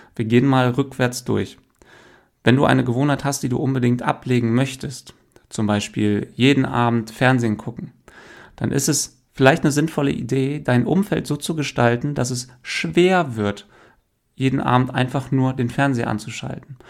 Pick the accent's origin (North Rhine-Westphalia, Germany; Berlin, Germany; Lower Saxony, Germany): Lower Saxony, Germany; Hameln; now in Hanover, Germany; ich bin in Hameln aufgewachsen